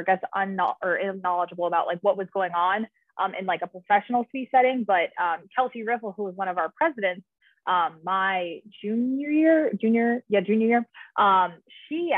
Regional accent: Naperville, Illinois, United States; moved away as an adult; also born or lived in Columbus, Ohio; now in Los Angeles, United States; I'm originally from Naperville, Illinois, which is a suburb outside of Chicago.

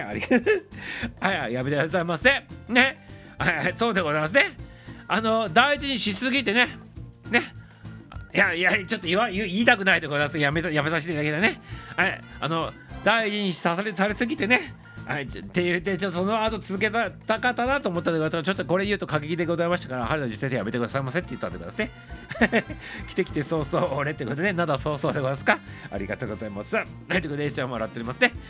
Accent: Toyama, Japan; now in Tokyo, Japan; 富山の出身でございます

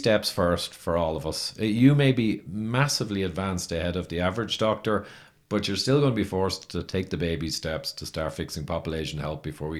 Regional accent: Ireland; I'm Irish

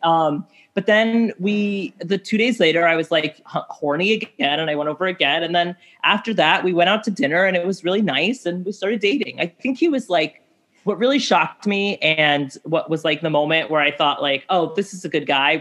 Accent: New York City, New York, United States; I grew up here. I'm a New Yorker

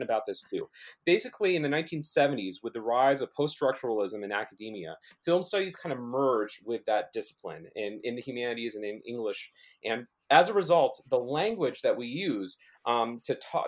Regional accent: Oregon, United States; moved away as an adult; now in Lawrence, United States; I grew up in Oregon

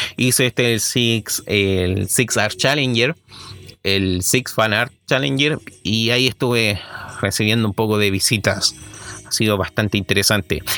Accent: Chile; soy chileno

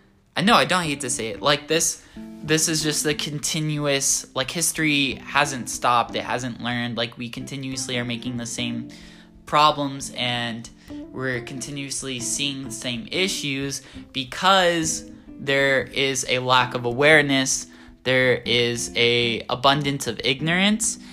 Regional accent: Southern California, United States; moved away as an adult; now in San Francisco, United States; growing up in Southern California

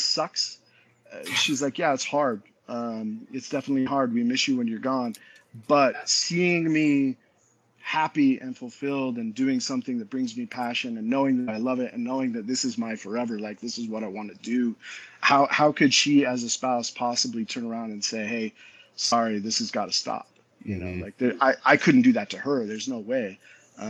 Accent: Utah, United States; I grew up in Utah.

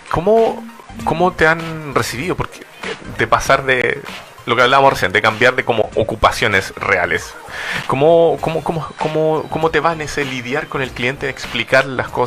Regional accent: Temuco, Araucanía, Chile; also born or lived in Valdivia; now in Santiago, Chile; Soy de Temuco.

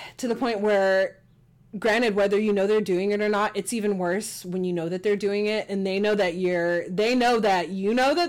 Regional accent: Texas, United States; accent: country twang; And I was born and raised in Texas. So, like, you want the country twang? I can give it to you.

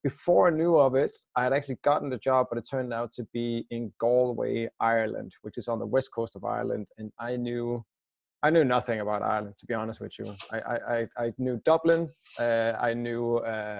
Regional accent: Denmark; moved away as an adult; I'm originally Danish, or I still am, of course, but I left my home country 5 years ago now

